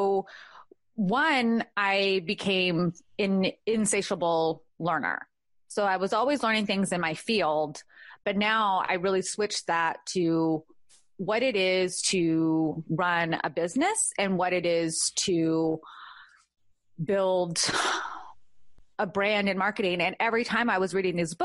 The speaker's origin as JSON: {"language": "English", "region": "California", "country": "United States", "tie": "born or raised there", "moved": "yes", "lives_now": "Georgia, United States"}